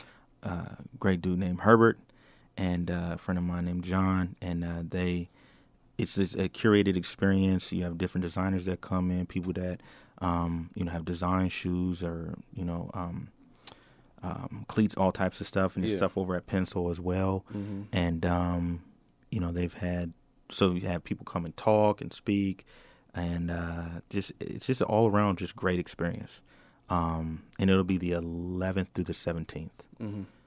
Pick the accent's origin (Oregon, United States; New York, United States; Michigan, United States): Oregon, United States; Portland; Yeah, so I'm from Northeast Portland.